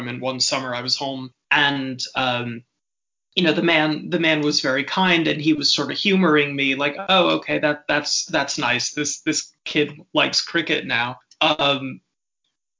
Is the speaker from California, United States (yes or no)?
yes; San Diego, California, United States; moved away; I grew up around a lot of South African people. I'm from San Diego, California originally